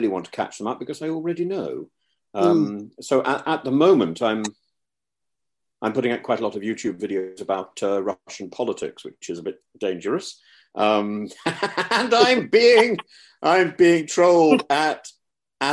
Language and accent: English; Derby, school near Leicester, East Midlands, United Kingdom; I was at school near Leicester, and so I was born in Derby